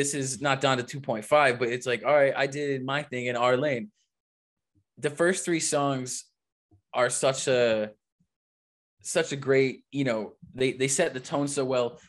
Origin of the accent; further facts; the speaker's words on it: Massachusetts, United States; I'm not from New York, obviously. I'm from Massachusetts.